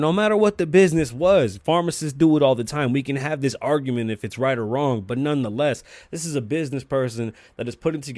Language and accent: English; United States; as an American